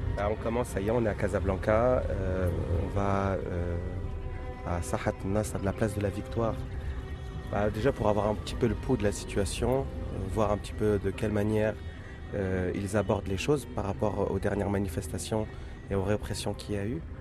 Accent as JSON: {"language": "French", "country": "France", "tie": "born or raised there", "said": "Je suis français, je suis né en France. J'ai grandi en France"}